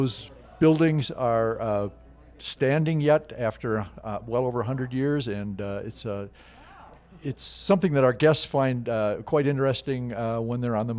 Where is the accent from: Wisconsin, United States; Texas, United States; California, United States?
Wisconsin, United States; Eau Claire; moved away as an adult; also born or lived in Indiana; now in Park City, United States; I grew up in Wisconsin, in Eau Claire, Wisconsin, actually, and went to the University of Wisconsin